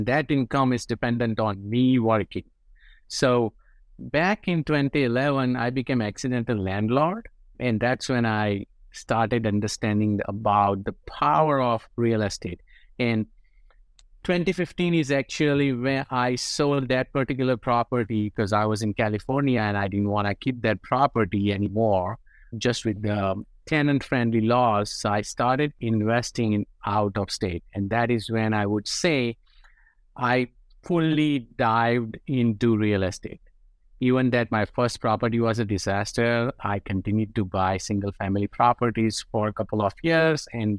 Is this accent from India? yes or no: yes; India; moved away as an adult; now in United States; As you can tell from my accent, I'm from India, right?